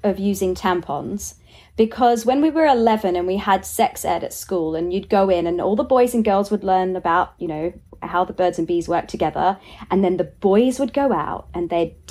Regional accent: Australia; as an Aussie

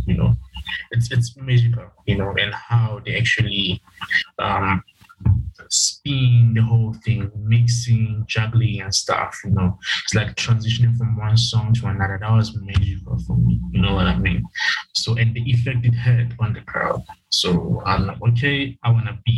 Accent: Vaal Triangle, Gauteng, South Africa; I'm from Gauteng, South Wild Triangle

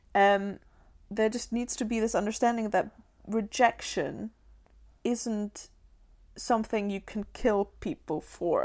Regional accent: Germany; born or raised there; moved away

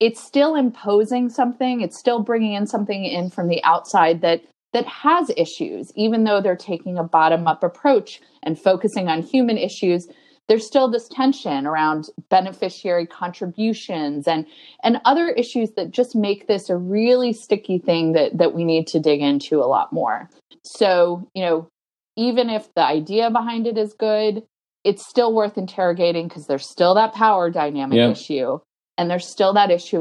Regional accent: North Carolina, United States; I was raised in North Carolina

